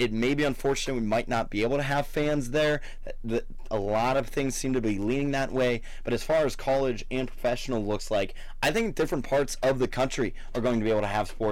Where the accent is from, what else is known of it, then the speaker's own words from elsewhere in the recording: Louisville, Ohio, United States; my hometown